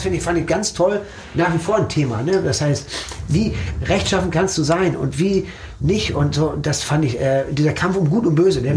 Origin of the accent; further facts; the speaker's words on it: Herne, North Rhine-Westphalia, Germany; also born or lived in Dortmund; ich bin in Wander Eickel und Herne aufgewachsen, zur Schule gegangen